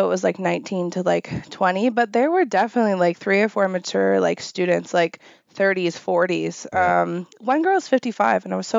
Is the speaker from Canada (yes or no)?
yes; Windsor, Ontario, Canada; born there; also born or lived in Kingston, Canada / Barrie, Canada; No, I'm actually, like, I was born in Windsor